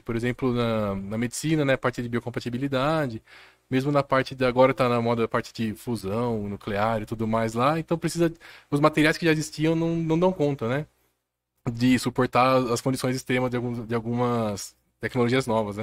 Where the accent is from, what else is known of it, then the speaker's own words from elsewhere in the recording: Jundiaí, São Paulo, Brazil; Eu sou daqui de Jundiaí mesmo